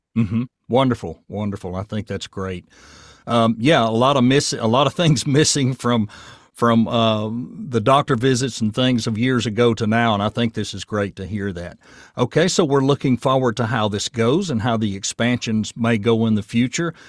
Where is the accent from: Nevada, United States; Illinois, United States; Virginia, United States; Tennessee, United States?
Tennessee, United States; Murfreesboro; also born or lived in Chamblee/Doraville, Georgia / Nashville, Tennessee; now in Portland, United States; the Murfreesboro I grew up